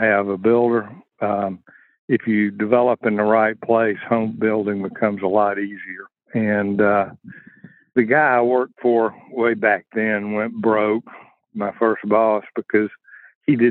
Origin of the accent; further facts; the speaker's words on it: Stone Mountain, Georgia, United States; I'm from Stone Mountain and started developing in Stone Mountain.